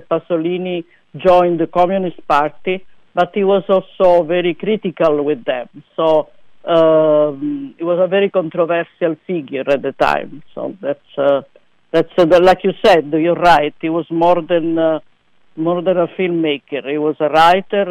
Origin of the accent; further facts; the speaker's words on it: Salerno, Campania, Italy; moved away; I'm from the south. I'm from Salerno in Campania